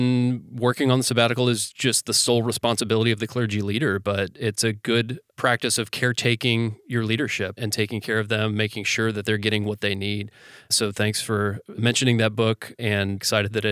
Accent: United States; growing up in the United States with our general work ethic

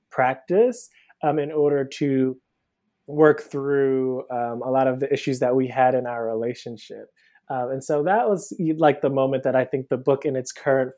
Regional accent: Cleveland, Ohio, United States; now in Brooklyn, United States; So I'm originally from Cleveland, Ohio. I live in Brooklyn now. I moved here about 10 years ago for undergrad.

